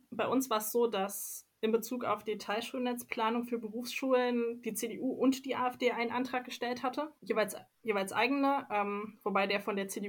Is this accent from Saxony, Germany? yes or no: yes; Leipzig, Saxony, Germany; dass ich Politik im ländlichen Raum mache oder in einem doch anders politisch dominierten Raum als in meiner Heimatstadt Leipzig